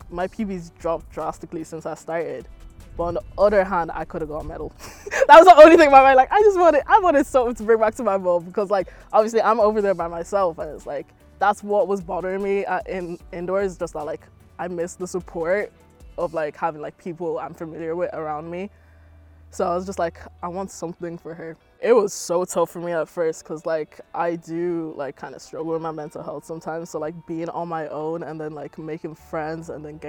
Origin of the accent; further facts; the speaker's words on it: Ireland; accent: Irish; moved away; my Irish accent came out more